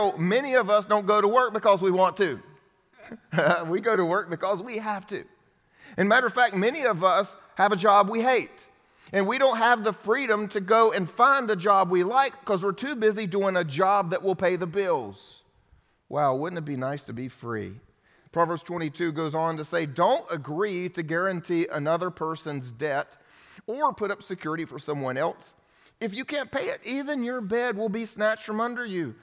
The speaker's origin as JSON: {"language": "English", "country": "United States", "also_born_or_lived": "Romania", "said": "as the American, I was living off of all of the blessings and financial support of all of my friends that helped send me to the mission field"}